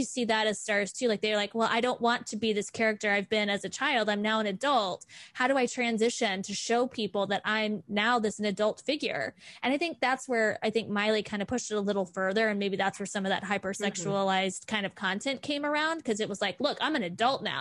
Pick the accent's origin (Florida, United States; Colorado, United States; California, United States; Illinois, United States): Florida, United States; I grew up in Florida